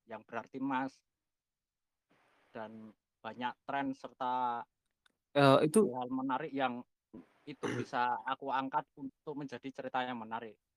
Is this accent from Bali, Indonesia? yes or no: no; Yogyakarta, Special Region of Yogyakarta, Indonesia; Ya kebetulan saya lahir di kota Jogja dan sampai saat ini saya masih bertahan di sini